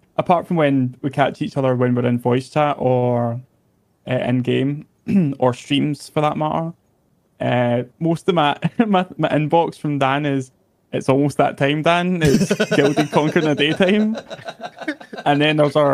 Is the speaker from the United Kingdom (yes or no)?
yes; Glasgow, Scotland, United Kingdom; I'm from Glasgow, Scotland